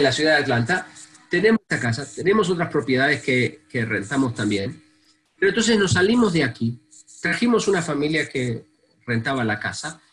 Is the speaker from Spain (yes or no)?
no; Argentina; moved away; viniendo de un país como la Argentina